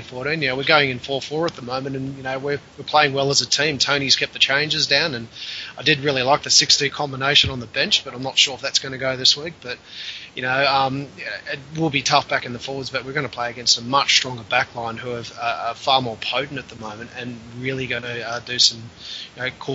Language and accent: English; Australia; I'm parochial Aussie